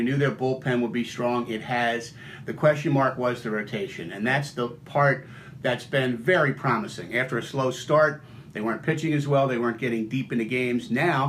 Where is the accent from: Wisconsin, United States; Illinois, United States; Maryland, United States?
Maryland, United States; Baltimore; also born or lived in Frederick / Richmond; I grew up in Baltimore.